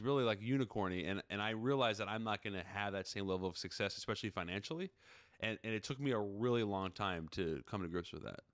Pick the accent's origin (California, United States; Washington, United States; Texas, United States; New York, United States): Washington, United States; Seattle; I'm from Seattle